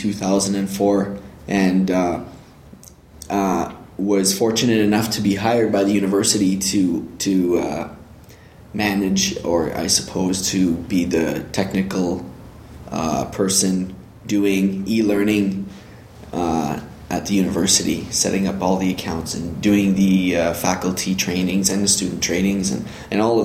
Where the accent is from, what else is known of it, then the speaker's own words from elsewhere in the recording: Canada; also born or lived in Northern Ontario; I'm a Canadian country boy, married with children, living in Northern Ontario